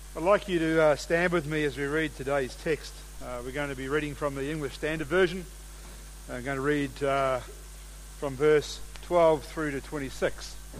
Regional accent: New Zealand; moved away as an adult; now in Australia; I'm a New Zealander.

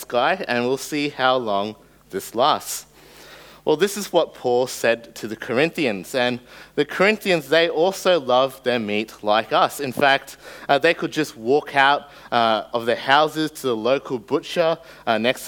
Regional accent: Australia; first language English; growing up in Australia

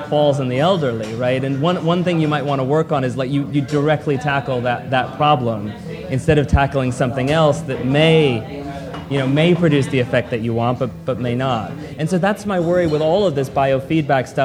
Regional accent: United States; And I grew up in America, and I'm certainly allowed to be proud of being American.

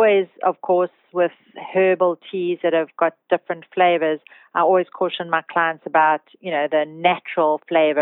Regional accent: South Africa; being a South African.

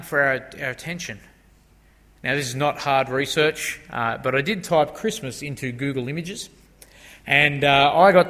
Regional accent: Australia; those of us who are born and bred in Australia

